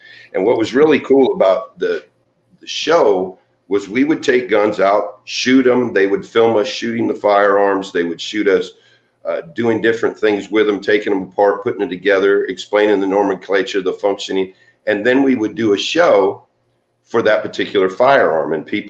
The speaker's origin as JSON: {"language": "English", "town": "San Jose", "region": "California", "country": "United States", "tie": "born there", "said": "I was born in San Jose, California, and I was adopted about 3 weeks after I was born."}